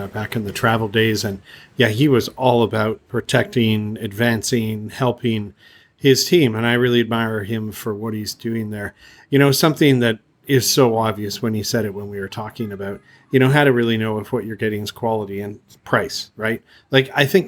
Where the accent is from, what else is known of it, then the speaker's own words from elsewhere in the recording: Canada; moved away; I'm from Canada